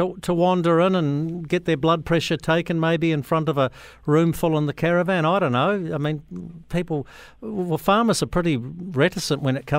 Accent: Riversdale, Southland, New Zealand; my hometown, Riversdale

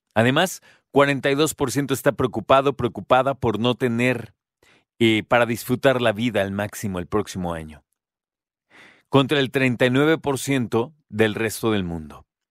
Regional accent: Mexico; como mexicanas y mexicanos

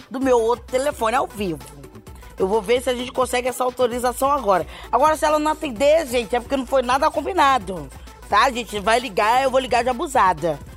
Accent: Belém, Pará, Brazil; now in São Paulo, Brazil; Eu sou de Belém do Pará. E quando eu vim para cá, para São Paulo, foi difícil arrumar emprego.

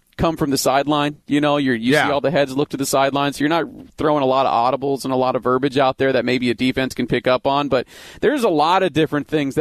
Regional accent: the Valley, Arizona, United States; I grew up here in the Valley with before the Cardinals were here in 88

